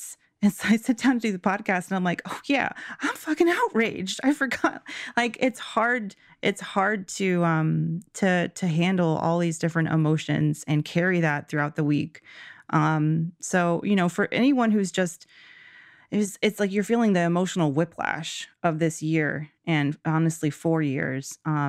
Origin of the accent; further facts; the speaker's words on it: Georgia, United States; Georgia, amazing. I'm so proud of my home state.